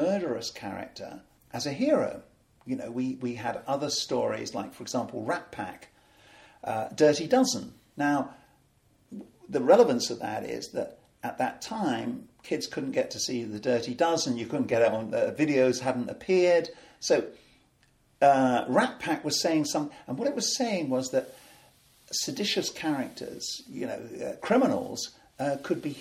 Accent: United Kingdom; we're neither American, we're not European, we are unique

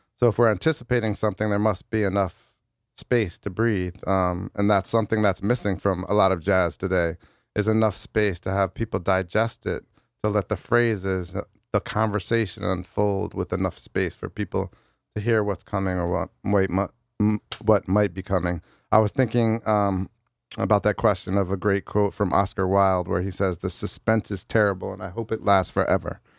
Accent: New Haven, Connecticut, United States; I was born and raised in New Haven

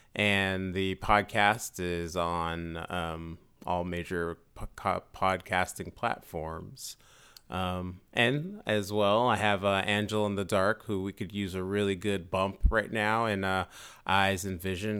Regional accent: San Francisco, California, United States; San Francisco

